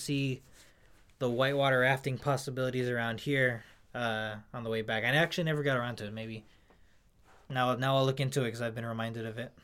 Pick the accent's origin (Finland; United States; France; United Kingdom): United States; California; we're Californian. We're from this, like, dry